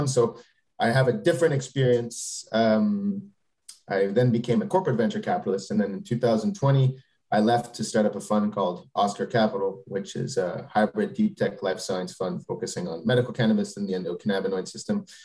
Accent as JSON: {"language": "English", "country": "Canada", "also_born_or_lived": "Quebec", "moved": "as an adult", "lives_now": "Paris, France", "said": "I'm a Canadian, but I've been living uh, in Europe, so particularly in Paris, France, for the last 16 years."}